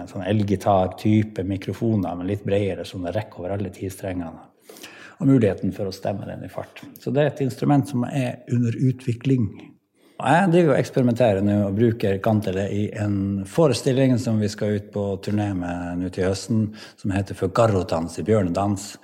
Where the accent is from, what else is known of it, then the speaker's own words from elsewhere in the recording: Pasvik Valley, Finnmark, Norway; jeg er fra Pasvikdalen og er musiker